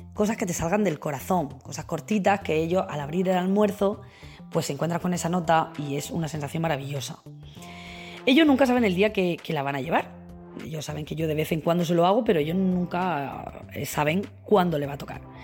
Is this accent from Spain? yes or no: yes; Region of Murcia, Spain; soy una mamá murciana